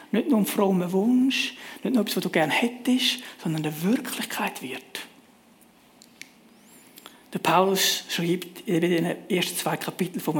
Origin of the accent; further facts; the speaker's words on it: Switzerland; Als Schweizer sind wir sehr privilegiert mit einem gut funktionierenden öffentlichen Verkehr.